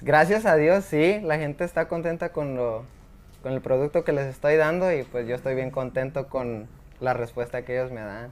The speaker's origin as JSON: {"language": "Spanish", "region": "Los Altos de Jalisco", "country": "Mexico", "said": "Los Altos de Jalisco, un pueblo que se llama Gnostic"}